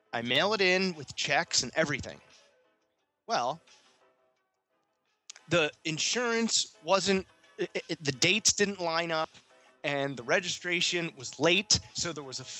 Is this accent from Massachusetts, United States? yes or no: no; Pennsylvania, United States; now in Boynton Beach, United States; I'm from Pennsylvania